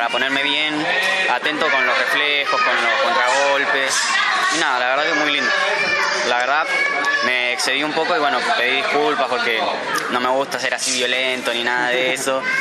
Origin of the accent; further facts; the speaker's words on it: Longchamps, Buenos Aires Province, Argentina; tengo 15 años, soy de Loncham